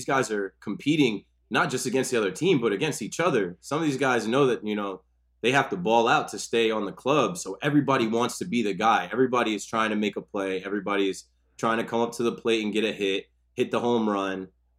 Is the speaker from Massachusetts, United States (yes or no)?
no; Ocean Township, New Jersey, United States; I'm from Ocean Township, which is a town over from Asbury